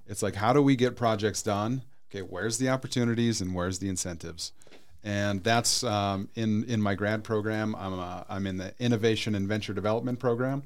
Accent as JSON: {"language": "English", "region": "North Dakota", "country": "United States", "also_born_or_lived": "Arizona", "moved": "yes", "lives_now": "Peoria, United States", "said": "I'm originally from North Dakota"}